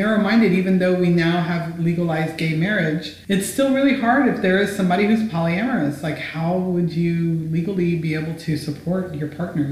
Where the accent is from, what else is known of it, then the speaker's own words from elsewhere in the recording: United States; as an American female